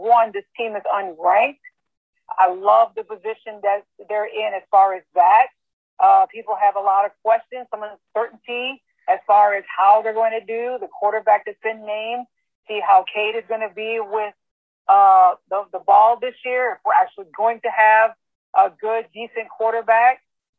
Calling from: Dallas, Texas, United States; And I'm calling in from Dallas, Texas.

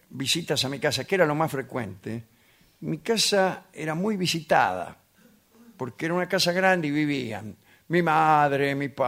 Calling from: San Martín, Argentina; de San Martín.

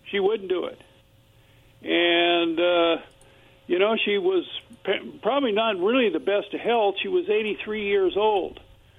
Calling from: Kennewick, Washington, United States; Yeah, this is … here from Kennewick.

